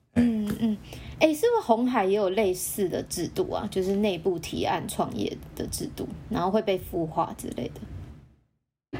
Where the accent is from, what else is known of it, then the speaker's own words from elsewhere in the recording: Taiwan; 因为我们台湾人应该每个人小时候都自己组过店